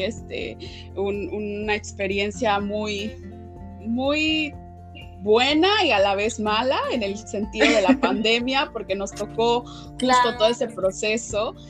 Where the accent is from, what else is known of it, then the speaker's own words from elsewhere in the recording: Mexico; also born or lived in Puebla; mujer eh, afromexicana